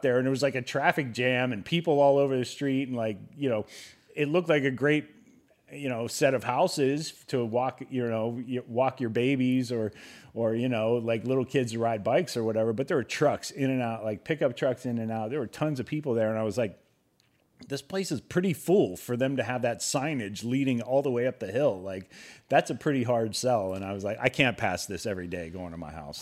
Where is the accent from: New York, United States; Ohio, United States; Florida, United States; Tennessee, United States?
Ohio, United States; moved away; the scenery that I was accustomed to growing up in Ohio